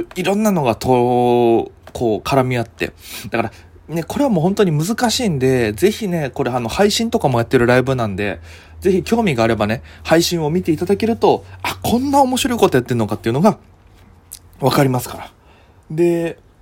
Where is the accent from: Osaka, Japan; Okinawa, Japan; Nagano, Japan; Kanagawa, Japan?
Okinawa, Japan; moved away as an adult; now in Tokyo, Japan; 沖縄出身なんです、お互い。お互い沖縄出身って共通点があって